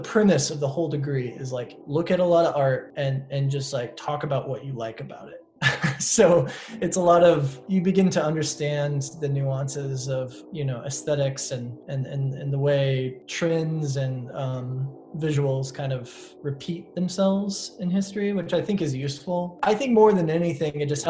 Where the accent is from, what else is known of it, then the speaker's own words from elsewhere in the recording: Northern Indiana, United States; also born or lived in New York City; now in Bloomington, United States; I was booking shows in my hometown, like at a coffee shop